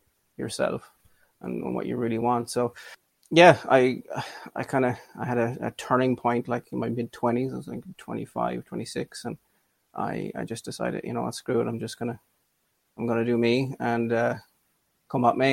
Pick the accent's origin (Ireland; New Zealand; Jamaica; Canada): Ireland; I'm a crossdresser from Ireland